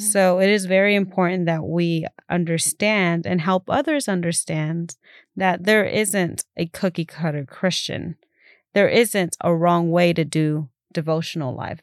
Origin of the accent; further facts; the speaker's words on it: Keene, Texas, United States; also born or lived in Fort Worth, Texas; I was born here in Fort Worth, and I grew up in Keene.